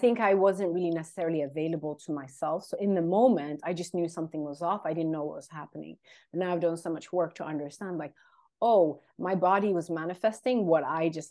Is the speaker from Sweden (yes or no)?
yes; Sweden; English is a second language; also born or lived in London, United Kingdom; I'm based in Sweden. I'm of Eritrean origin, born and raised in Sweden, lived in London also for a long time